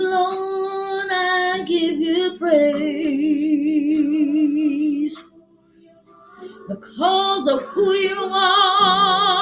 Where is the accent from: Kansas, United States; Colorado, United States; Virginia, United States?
Virginia, United States; moved away; also born or lived in New Orleans; my peeps in Virginia, my peeps in Hampton, my peeps in New Orleans, Portsmouth, Norfolk, all my hometown